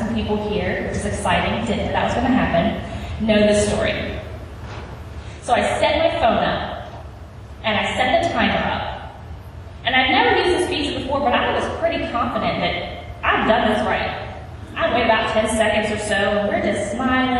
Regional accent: West Virginia, United States; I was born and raised in West Virginia

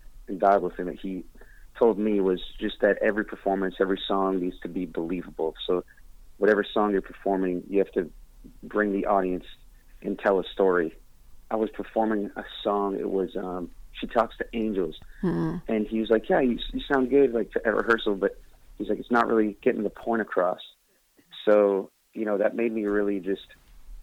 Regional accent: Boston, Massachusetts, United States; moved away; I'm back here in Boston right now. I flew in yesterday to play my homecoming show

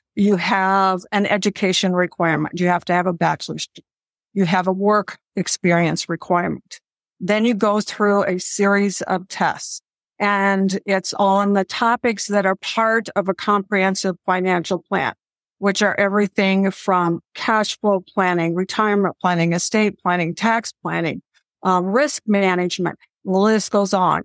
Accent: Midwest, United States; I grew up in the Midwest

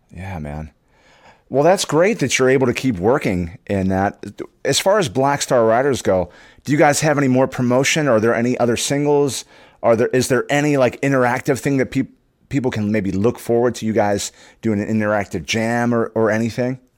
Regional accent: Pittsburgh, Pennsylvania, United States; I grew up in Pittsburgh

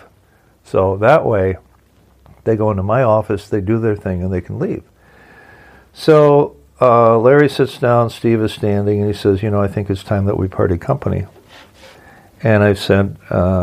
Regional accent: Ontario, Canada; moved away; I'm from Ontario, and in Ontario, Canada, where my brother and my mom live

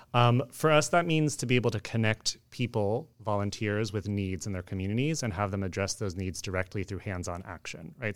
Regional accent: Oakland, California, United States; I grew up in the Bay Area in Oakland

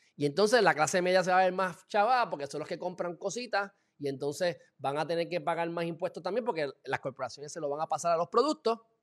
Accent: Puerto Rico

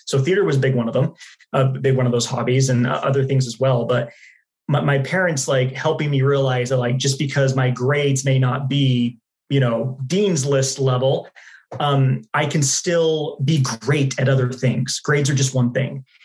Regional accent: Dallas, Texas, United States; moved away as an adult; also born or lived in Utah; now in Phoenix, United States; I was born in Utah, uh, lived there till I was nine years old, then moved to Dallas, Texas

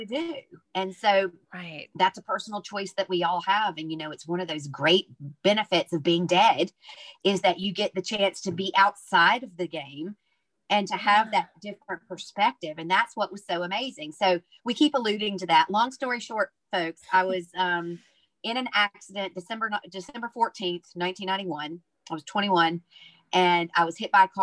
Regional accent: the South, United States; now in Ireland; I'm from the South. I'm a Southern Baptist minister's daughter.

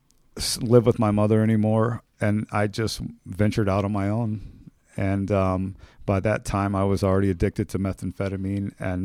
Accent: Oroville, California, United States; I am from Northern California, a small town called Orville. My parents divorced when I was five.

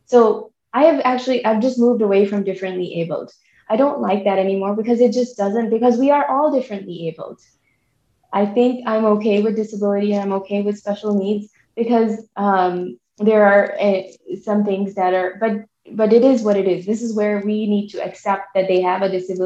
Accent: Pakistan; now in United States; I come from Pakistan

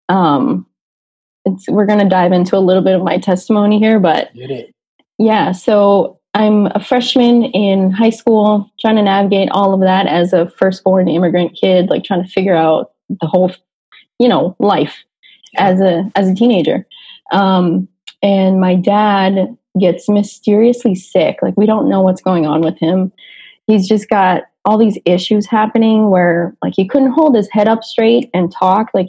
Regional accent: Lynn, Massachusetts, United States; I grew up in Lynn, Massachusetts, which again, 30, 35 minutes outside of Boston, but on the other side, so on the North Shore side. Um, so I grew up in Lynn, and I don't know, the Boston accent unfortunately never really stuck.

